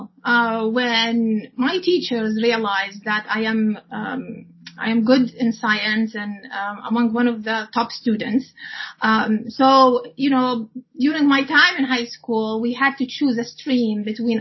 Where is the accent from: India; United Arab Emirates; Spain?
United Arab Emirates; moved away as an adult; also born or lived in Iowa, United States / Illinois, United States; now in Canada; So I grew up in the United Arab Emirates, and I finished my schooling there up to the university as well.